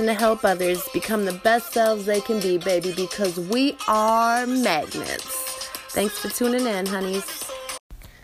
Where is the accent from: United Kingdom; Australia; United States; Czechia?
United States; Minnesota; I'm from Minnesota